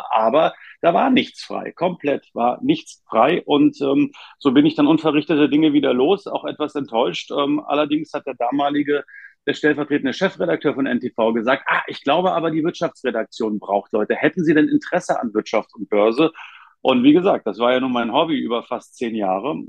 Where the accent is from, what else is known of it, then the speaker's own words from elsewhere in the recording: Potsdam, Brandenburg, Germany; born there; ich bin ja gebürtiger Potsdamer